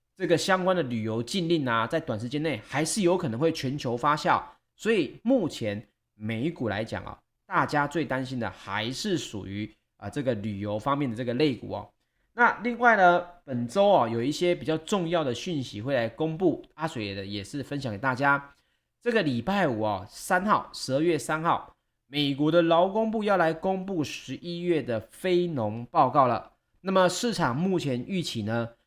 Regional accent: Taiwan; 我们台湾人出游可能比较少

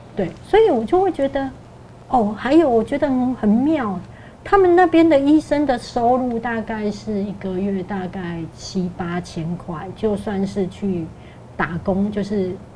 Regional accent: Taiwan; 我们台湾人

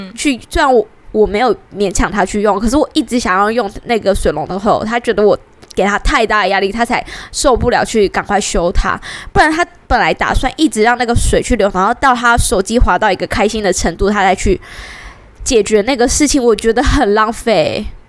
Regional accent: Taiwan; 在台湾，我们

